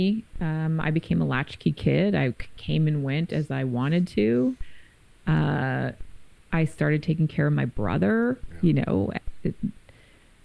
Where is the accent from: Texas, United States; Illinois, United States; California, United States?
California, United States; San Francisco; I was born and raised in San Francisco